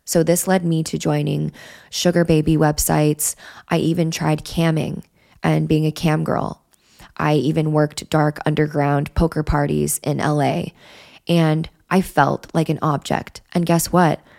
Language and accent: English; Wyoming, United States; I grew up in Wyoming